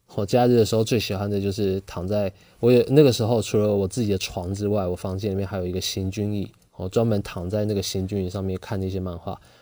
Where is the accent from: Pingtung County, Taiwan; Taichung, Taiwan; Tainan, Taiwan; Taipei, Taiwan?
Pingtung County, Taiwan; Pingtung; 虽然是在屏东这种乡下地方出生的，啊，因为我是屏东人